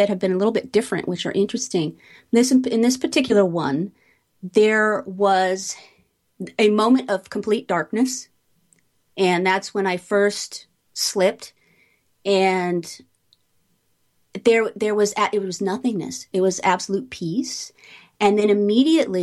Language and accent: English; Beck Row, East of England, United Kingdom; moved away; I grew up in Beck Row, which is about 30 minutes from Cambridge. It's northeast of London, East Anglia